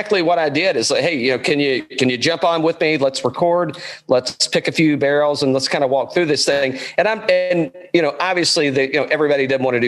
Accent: East Tennessee, United States; I grew up in East Tennessee

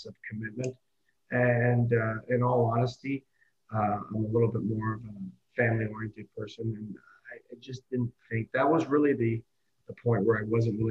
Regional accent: Oakville, Ontario, Canada; I grew up in Oakville

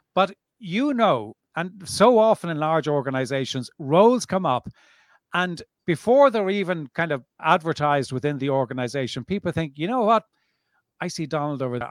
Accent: Dublin, Leinster, Ireland; now in South of France, France; born and bred in Dublin

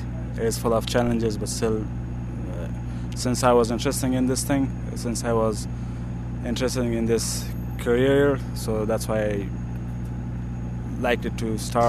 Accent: Kandahar, Afghanistan; English is a second language; I grew up in South, in this vicinity, or in the province of Kandahar.

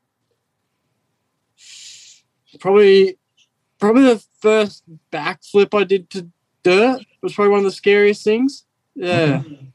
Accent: Australia; moved away as an adult; now in California, United States; growing up in Australia

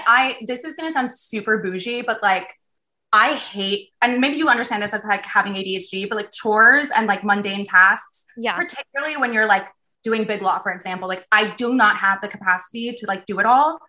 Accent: Southern California, United States; moved away; I'm from Southern California

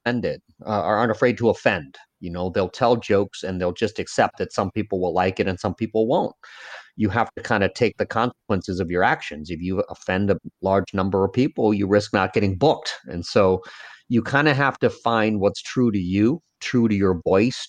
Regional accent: United States; first language Lao; also born or lived in Laos / Northeast US; now in New Orleans, United States; I'm an American. I grew up in America. I'm Laotian, but I'm an American

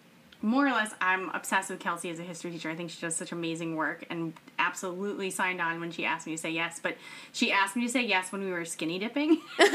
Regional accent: New England, United States; I'm from New England. I'm a total feminist. I'm a mom of two.

